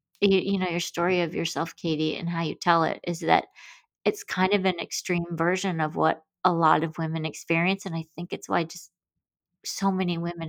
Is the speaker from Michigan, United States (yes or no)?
yes; Michigan, United States; growing up in Michigan